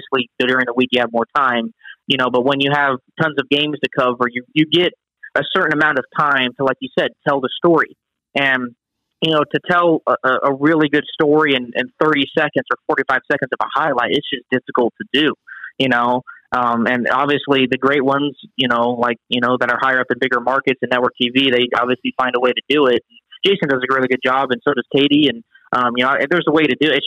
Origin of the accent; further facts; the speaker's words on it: California, United States; moved away as an adult; also born or lived in Oklahoma / Minnesota / Texas; now in Ohio, United States; when I grew up in California, you know, I didn't have perspective on life because all I knew was what was going on in my hometown